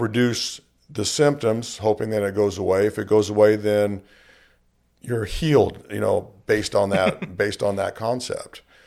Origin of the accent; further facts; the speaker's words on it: Bakersfield, California, United States; born and raised in Bakersfield